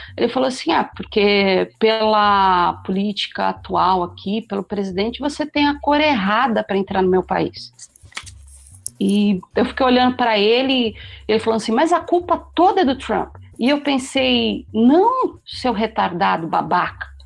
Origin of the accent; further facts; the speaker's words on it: Brazil; eu sou brasileira